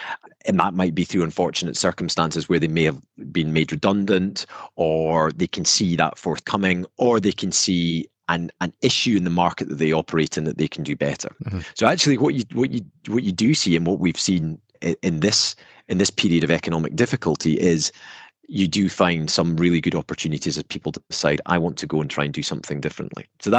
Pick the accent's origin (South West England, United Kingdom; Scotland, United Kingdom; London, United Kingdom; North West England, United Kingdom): Scotland, United Kingdom; You can tell mm-hmm. from my accent that I'm from north of the border.